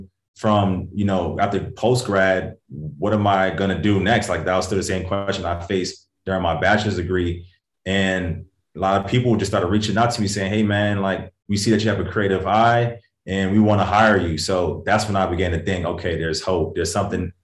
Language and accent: English; Hartford, Connecticut, United States; moved away as an adult; also born or lived in London / Bloomfield, Connecticut; now in Los Angeles, United States; I grew up in Connecticut, a small state, you know, all my life.